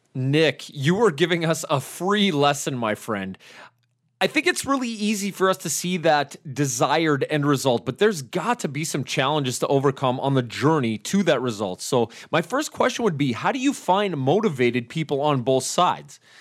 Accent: Canada; I'm from Canada

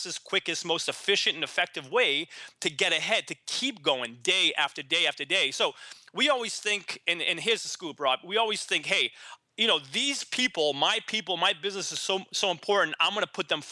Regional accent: Boston, Massachusetts, United States; moved away as an adult; also born or lived in San Diego; now in Boston, United States; I decided to move back to Boston, my hometown

